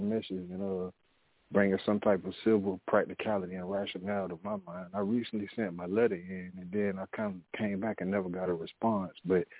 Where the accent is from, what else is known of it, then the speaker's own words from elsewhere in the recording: Jacksonville, Florida, United States; now in Washington, D.C., United States; I'm in Washington, D.C., and you're in my hometown, Duval, Jacksonville, Florida.